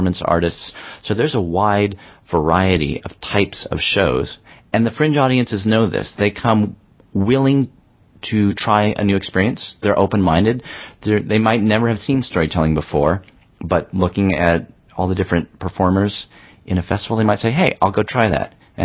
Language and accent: English; Berkeley, California, United States; my hometown in Berkeley